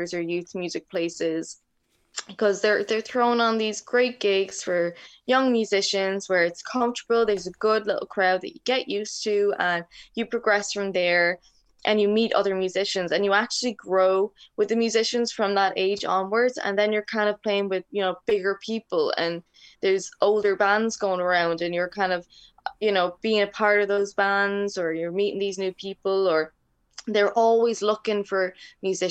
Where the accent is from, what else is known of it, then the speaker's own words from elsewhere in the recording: Waterford, Munster, Ireland; also born or lived in Dublin; I basically grew up in Waterford City, so it's in the south. I was born in Dublin, but I was raised here in Waterford most of my life